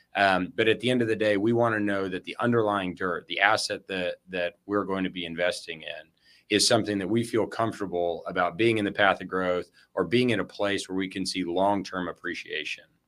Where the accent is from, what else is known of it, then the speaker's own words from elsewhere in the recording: El Paso, Texas, United States; now in Austin, United States; I was born and raised in West Texas in El Paso